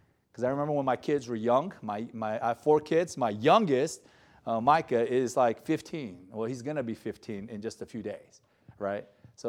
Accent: Gardena, California, United States; I grew up in South Bay. You guys refer to it as South Bay too, right? Gardena.

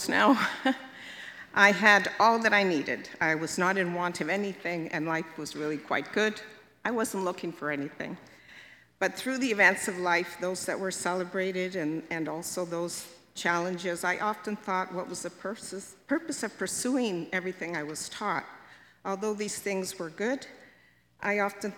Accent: Hamilton, Ontario, Canada; I was born in Hamilton and lived here all my life.

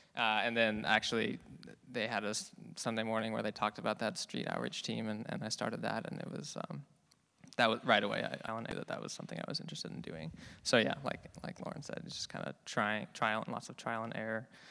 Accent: Fremont, California, United States; moved away as an adult; also born or lived in San Luis Obispo; now in Davis, United States; I'm from Fremont in the Bay Area

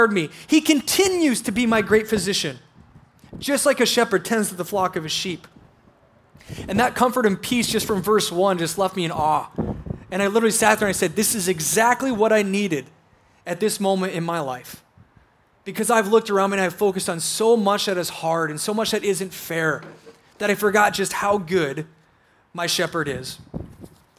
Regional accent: South Dakota, United States; I grew up in South Dakota

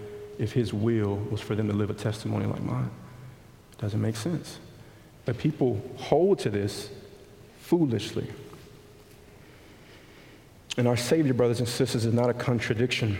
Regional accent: Montgomery, Alabama, United States; I grew up in West Montgomery

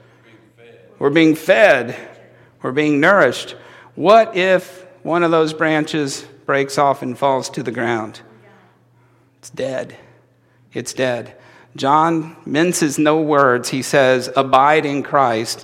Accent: Indiana, United States; I'm from Indiana, that's just how we talk.

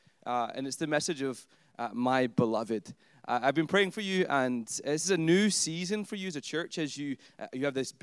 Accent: Scotland, United Kingdom; also born or lived in England; now in Canada; I'm from Scotland. That's where my accent comes from. I've lived in England too, and now I live in Canada, so I have a weird voice

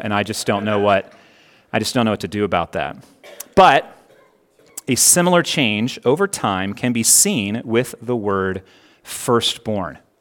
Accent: Connecticut, United States; now in Hurricane, United States; I was born in Connecticut.

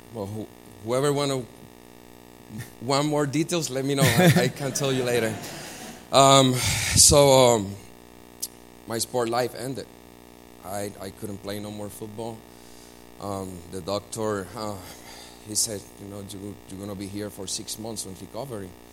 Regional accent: Puerto Rico; I was born and raised in Puerto Rico

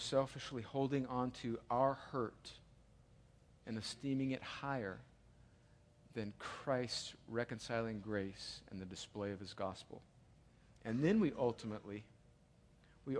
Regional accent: United States; I'm an American

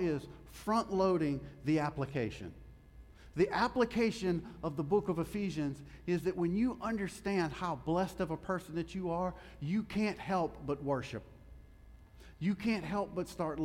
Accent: Louisiana, United States; I'm from Louisiana

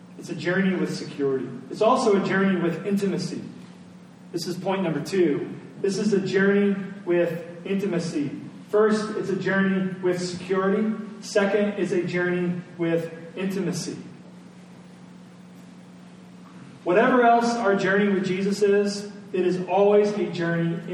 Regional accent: Indiana, United States; our little subdivision that we grew up in Indiana

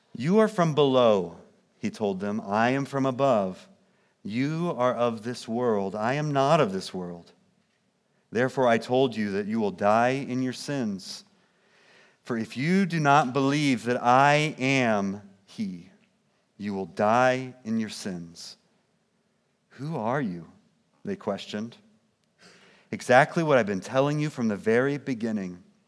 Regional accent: Kansas City, Missouri, United States; now in St. Charles, Illinois, United States; I grew up in Kansas City, Missouri, suburbs of Kansas City

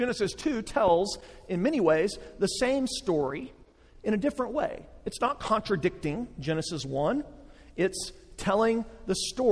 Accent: West Texas, United States; growing up in West Texas

